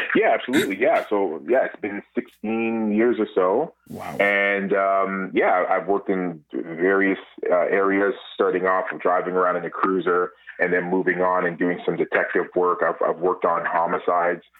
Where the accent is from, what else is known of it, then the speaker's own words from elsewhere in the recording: Toronto, Ontario, Canada; Born and raised in Toronto